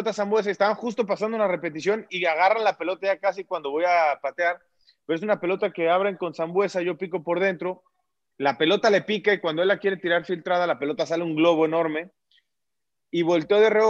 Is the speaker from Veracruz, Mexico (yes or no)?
yes; Veracruz, Mexico; no tengo el acento marcado, pero sí, después el, digamos que las bases las tengo, tengo lo que se necesita para corroborar que, soy jarocho